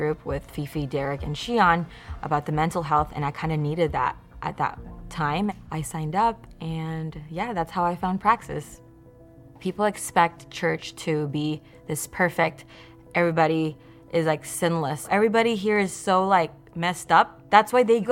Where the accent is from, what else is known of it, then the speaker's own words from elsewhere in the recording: Indonesia; moved away as an adult; now in Redlands, United States; I was born here in Redlands. I grew up in Indonesia though. 2012, I decided to come to America.